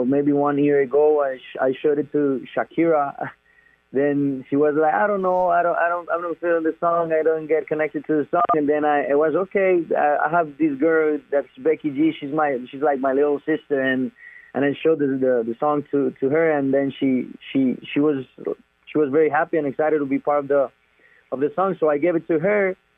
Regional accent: Medellín, Antioquia, Colombia; I'm from Medellin. Medellin is the name of the city in my hometown.

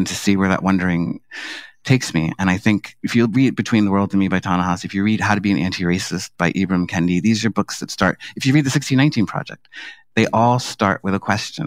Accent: New York City, New York, United States; I grew up in Harlem in, you know, the 1970s and 80s.

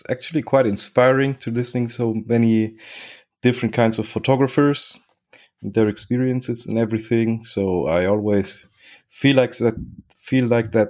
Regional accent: Germany; also born or lived in Spain / Chile; And I was born in Spain, lived five years in Spain. Then I moved to Germany, where I lived five years. Then I moved to Chile, where I lived five years. And then back to Germany, where I've been spending my life up to now.

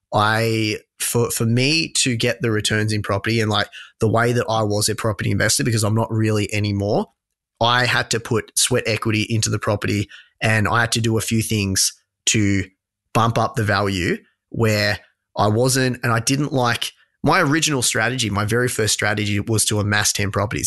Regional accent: Australia; also born or lived in London; my hometown

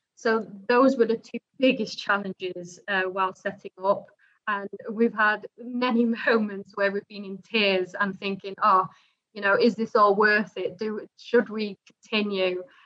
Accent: Netherlands; also born or lived in Dubai; now in United Kingdom; I was born and raised in the Netherlands

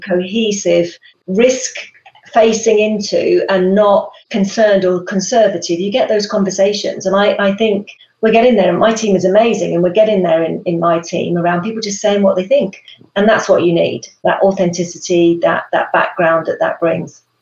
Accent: United Kingdom; moved away; us Brits

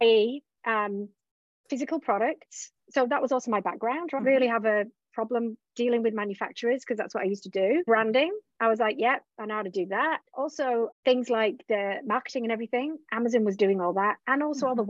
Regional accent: England, United Kingdom; moved away; also born or lived in Australia; I was originally from England, lived in Australia

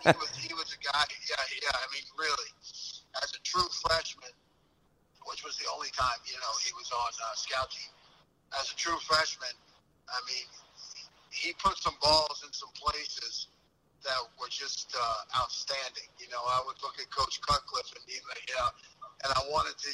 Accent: Philadelphia, Pennsylvania, United States; moved away; I'm originally from Philly

